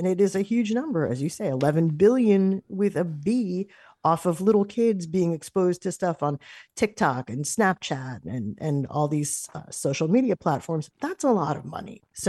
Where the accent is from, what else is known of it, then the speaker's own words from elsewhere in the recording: New York, United States; a radio station that I used to listen to a lot growing up in New York.